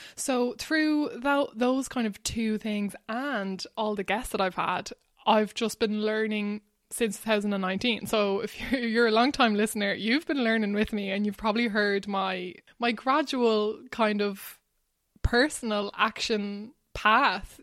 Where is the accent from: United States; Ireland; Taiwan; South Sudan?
Ireland; Ballywilliam, Leinster; moved away as an adult; now in Barcelona, Spain; I grew up in Wexford in a tiny little village called Ballywilliam.